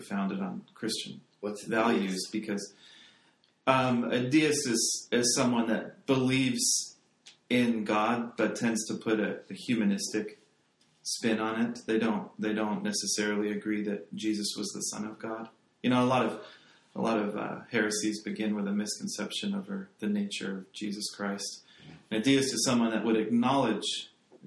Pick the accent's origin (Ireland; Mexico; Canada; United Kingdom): United Kingdom; England; I come from England